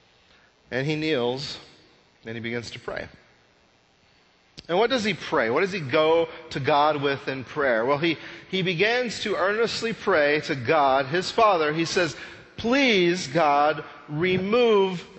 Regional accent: Texas panhandle, United States; I grew up in the Texas panhandle

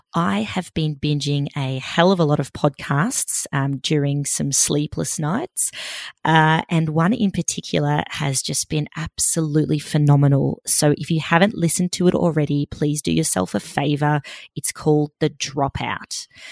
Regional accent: Melbourne, Victoria, Australia; she's also a fellow Melburnian like me

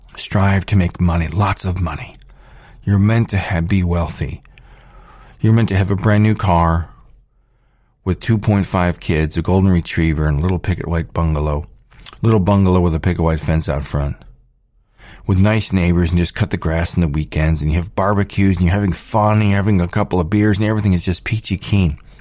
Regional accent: United States; I'm born here, here in, here in the United States

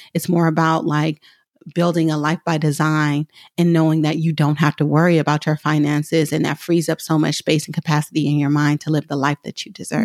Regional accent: Oakland, California, United States; I'm from Oakland, so I say hella simple

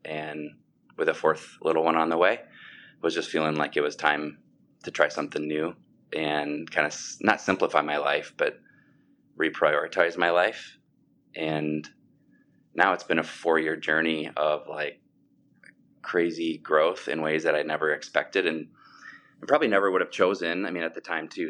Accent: Sioux Falls, South Dakota, United States; I grew up in Sioux Falls and have lived in Sioux Falls, South Dakota my whole life

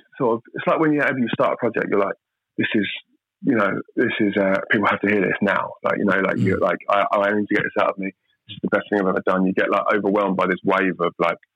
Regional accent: London, United Kingdom; I'm from Southeast London

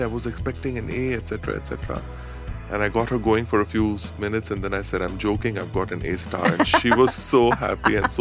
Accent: Dubai, United Arab Emirates; I was brought up in Dubai with the multicultural society

